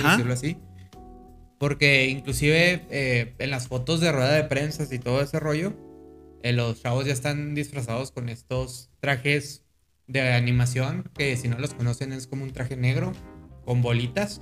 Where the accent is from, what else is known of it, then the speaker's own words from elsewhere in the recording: Mexico; decimos eso los mexicanos